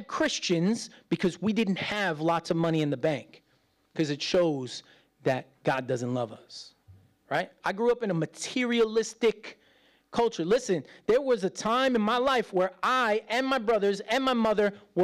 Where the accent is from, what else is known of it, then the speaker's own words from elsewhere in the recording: United States; as an American